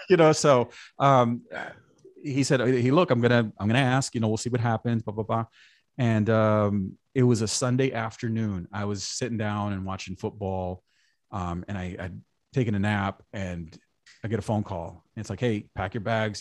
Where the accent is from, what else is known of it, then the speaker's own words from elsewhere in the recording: New York City, New York, United States; I grew up in New York, like I said, went to high school in Brooklyn